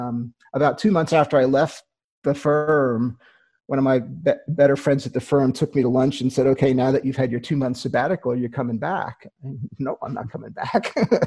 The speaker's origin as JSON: {"language": "English", "town": "Queens", "region": "New York", "country": "United States", "tie": "born or raised there", "also_born_or_lived": "Long Island / New Haven", "said": "I grew up in the East Coast. I grew up in Queens, New York, and then Long Island, and then New Haven, Connecticut, and went off to college."}